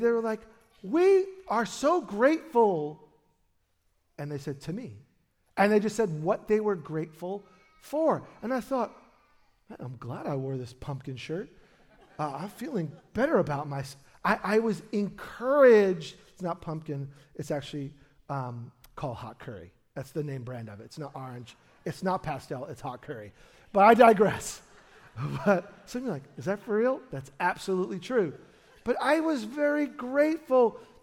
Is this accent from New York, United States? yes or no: yes; New York City, New York, United States; now in Portland, United States; we were born in the same hospital in, in Brooklyn